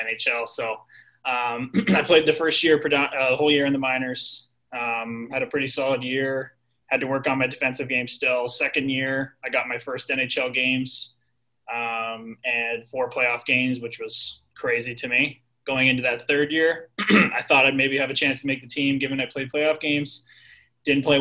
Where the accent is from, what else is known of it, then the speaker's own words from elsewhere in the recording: Newmarket, Ontario, Canada; I played for a rep team all growing up in my hometown. We were called the New Market Redmen.